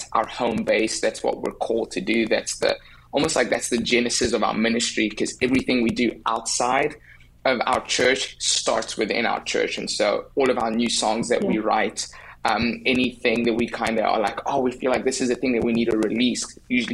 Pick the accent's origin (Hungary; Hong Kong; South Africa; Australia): South Africa; accent: South African; moved away as an adult; now in United States; I'm from South Africa. I've lived there my whole life.